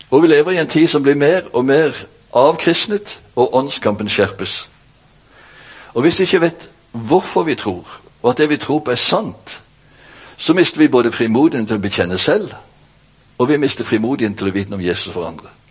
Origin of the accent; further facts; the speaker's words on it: Bjerkreim, Rogaland, Norway; now in Kristiansand, Norway; Jeg er faktisk født og oppvokst i Bjerkreim. Hjemme det helt. Men så har jeg bodd i ca. 30 år i Kristiansand, så min uh, dialekt er jo helt ødelagt.